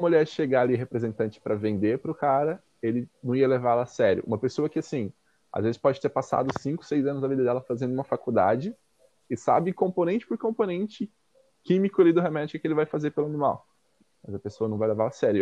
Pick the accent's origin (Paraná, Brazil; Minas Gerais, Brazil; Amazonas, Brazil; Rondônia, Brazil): Minas Gerais, Brazil; moved away; de onde eu venho, numa cidade do interior lá de Minas Gerais